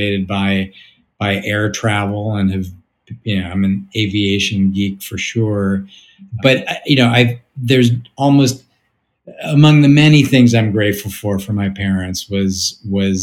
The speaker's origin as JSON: {"language": "English", "town": "St. Louis", "region": "Missouri", "country": "United States", "tie": "born or raised there", "also_born_or_lived": "New York", "moved": "yes", "said": "I grew up in St. Louis"}